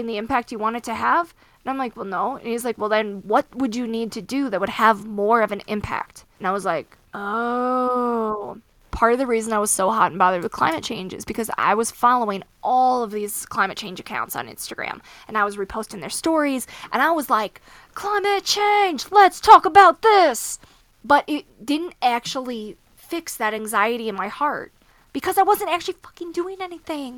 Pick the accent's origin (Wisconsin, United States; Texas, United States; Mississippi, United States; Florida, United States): Wisconsin, United States; now in Colorado, United States; I'm from Wisconsin. So we're very Midwestern roots family.